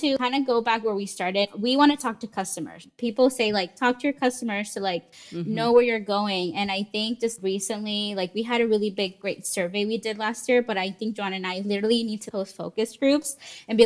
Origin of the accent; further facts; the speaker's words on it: San Diego, California, United States; I was born and lived in San Diego many years